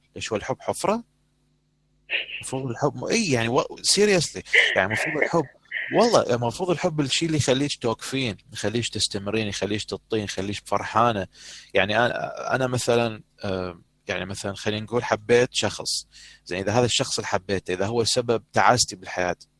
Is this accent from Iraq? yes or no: yes; Iraq; accent: Iraqi dialect; احنا بدنا نحكي هسه لغه عربيه تحديدا لكنه او اللهجه العراقيه